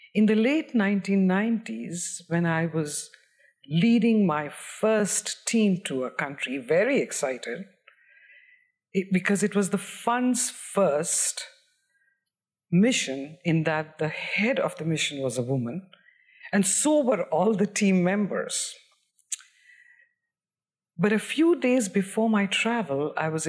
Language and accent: English; Bihar, India; moved away; I grew up in Bihar in India